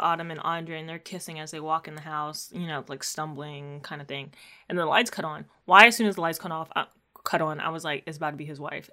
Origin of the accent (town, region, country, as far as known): Maryland, United States